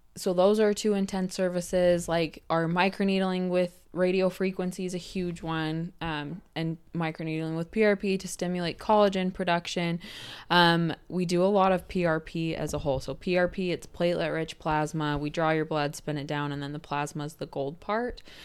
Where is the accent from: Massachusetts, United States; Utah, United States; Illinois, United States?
Utah, United States; Cache Valley; being in Cache Valley, where I'm born and raised